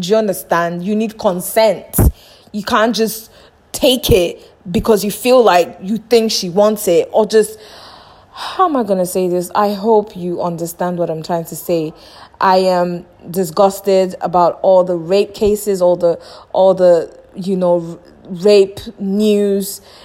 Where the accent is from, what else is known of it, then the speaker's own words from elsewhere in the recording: Nigeria; moved away; my home country, Nigeria